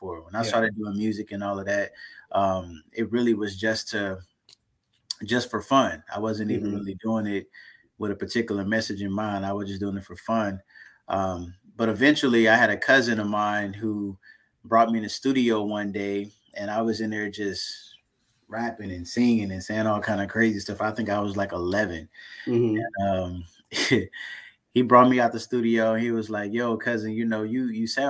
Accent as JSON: {"language": "English", "town": "Texarkana", "region": "Texas", "country": "United States", "tie": "born or raised there", "moved": "yes", "lives_now": "Killeen, United States", "said": "I was born in Texarkana, Texas"}